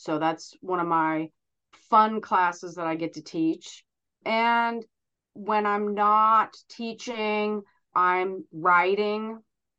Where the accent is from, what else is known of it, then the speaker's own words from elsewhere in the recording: Terre Haute, Indiana, United States; also born or lived in Chicago, United States; I grew up in Terre Haute.